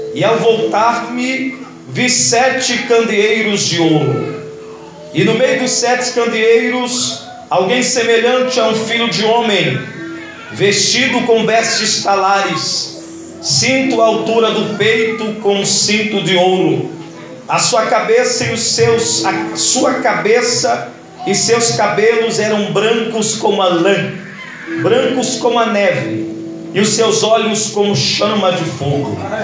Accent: Belém, Pará, Brazil; moved away; lá de Belém do Pará, da minha terra de origem

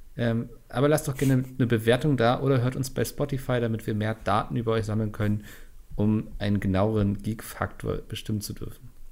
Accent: Northern Germany, Germany; ich als Norddeutscher

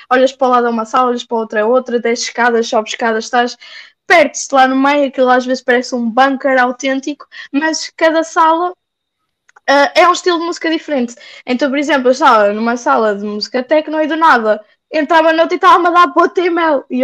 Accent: Portugal; now in Hungary; eu, sendo portuguesa, olhava para toda a gente

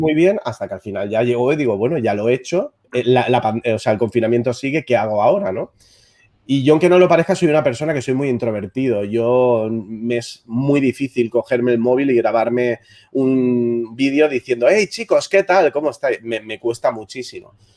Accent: Barcelona, Catalonia, Spain; soy de Barcelona, soy un fotógrafo de moda

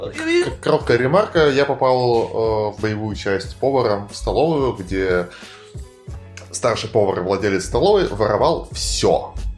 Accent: Arkhangelsk, Arkhangelsk Oblast, Russia; мы были все из Архангельска

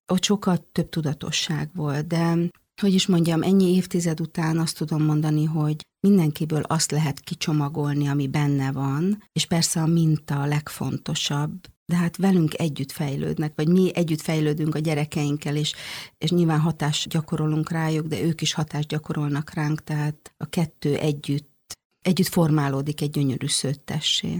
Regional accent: Hungary; moved away as an adult; also born or lived in Stockholm, Sweden; nekem szülőhazám. Tehát, hogy olyan elmondhatatlan vágyam volt arra, hogy visszajöjjek Magyarországra

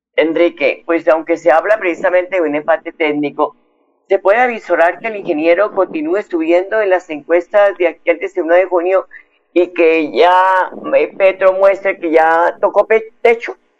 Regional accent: Opita, Huila, Colombia; moved away; como buena embajadora Opita

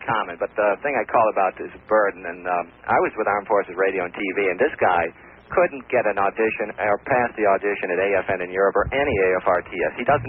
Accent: Central New York, United States; now in Deerfield Beach, United States; I'm from Central New York, like you

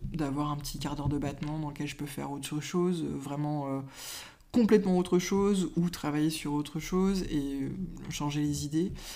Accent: Brittany, France; now in Mayenne, France; Je suis de Bretagne

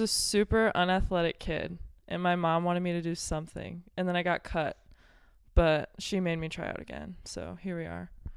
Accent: Belleville, Illinois, United States; I'm from Belleville, Illinois, right outside Saint Louis.

